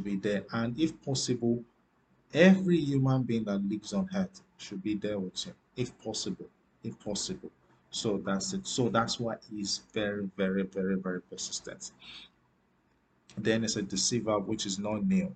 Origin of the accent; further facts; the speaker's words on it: Nigeria; I'm from Africa. I still live in Africa, in Nigeria precisely.